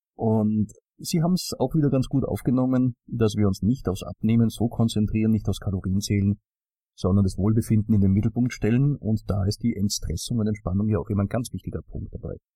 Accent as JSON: {"language": "German", "country": "Austria", "said": "wenn man als Österreicher in den Norden kommt"}